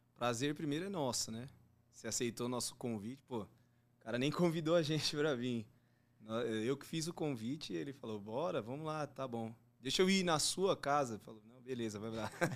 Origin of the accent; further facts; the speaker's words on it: Diadema, São Paulo, Brazil; moved away as an adult; now in Jandira, Brazil; eu moro em Jandira, eu era de Diadema. Eu hum. nasci, fui criado em Diadema